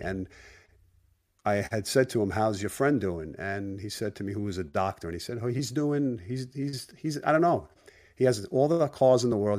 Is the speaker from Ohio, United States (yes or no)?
no; Brooklyn, New York, United States; growing up in Brooklyn, when I was about seven years of age